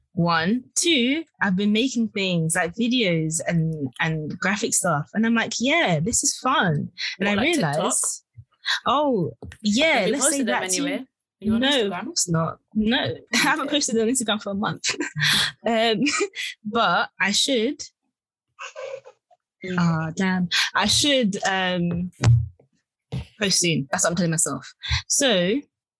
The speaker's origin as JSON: {"language": "English", "country": "Nigeria", "said": "I'm Nigerian."}